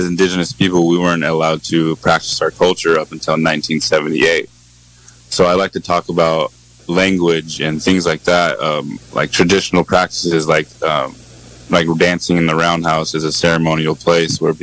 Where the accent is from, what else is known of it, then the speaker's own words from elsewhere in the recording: Point Arena, California, United States; also born or lived in Santa Rosa, California; I grew up on the Manchester Reservation, the Pomo tribe